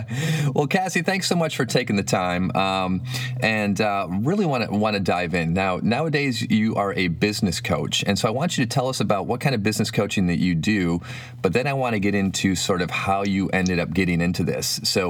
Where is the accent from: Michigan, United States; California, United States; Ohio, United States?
Michigan, United States; moved away; I think growing up in Michigan